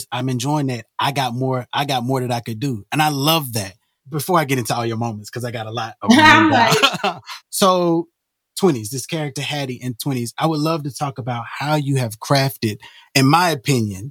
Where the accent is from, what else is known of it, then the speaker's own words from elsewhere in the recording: Alabama, United States; I'm from Alabama